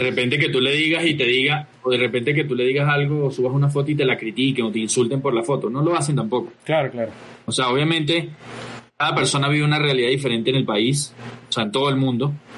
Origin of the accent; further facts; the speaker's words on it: Venezuela; moved away as an adult; also born or lived in Lima, Peru; now in Colombia; Cristian y yo salimos de Venezuela, eh, cierto, hace ya un par de años, a, unos cuantos años